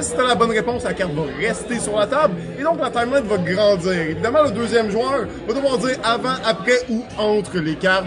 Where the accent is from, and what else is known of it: Quebec, Canada